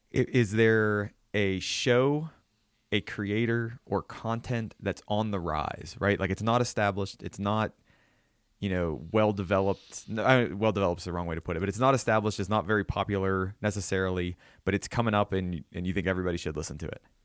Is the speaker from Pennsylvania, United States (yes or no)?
yes; southwestern Pennsylvania, United States; moved away; I'm from, you know, originally, you know, southwestern Pennsylvania